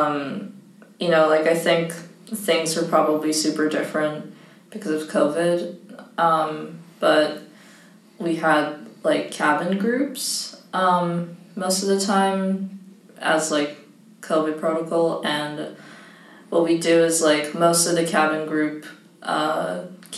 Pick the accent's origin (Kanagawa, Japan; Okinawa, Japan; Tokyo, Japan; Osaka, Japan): Kanagawa, Japan; Yokohama; I was born in Yokohama, Japan